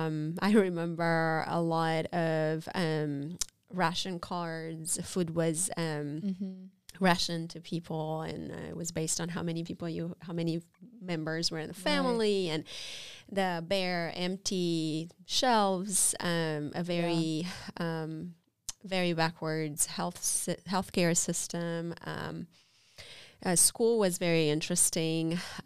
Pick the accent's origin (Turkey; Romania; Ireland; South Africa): Romania; Well, I was born in 1981 in the Socialist Republic of Romania. I lived under a very hard and severe dictatorship for my first 8 years.